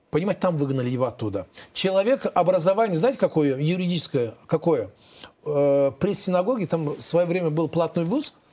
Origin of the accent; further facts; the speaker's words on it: Azerbaijan; Я же гордо говорю везде, я азербайджанец, этот гордо говорю.